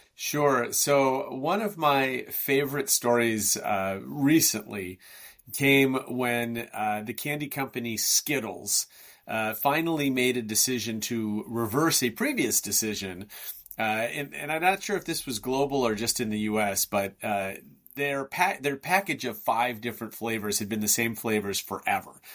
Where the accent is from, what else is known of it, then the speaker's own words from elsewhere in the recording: Chicago, Illinois, United States; I hail from Chicago in the United States